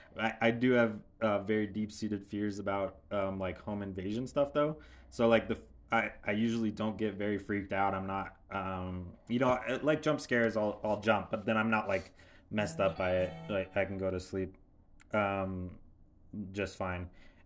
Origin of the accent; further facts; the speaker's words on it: Southern California, United States; because I grew up in Southern California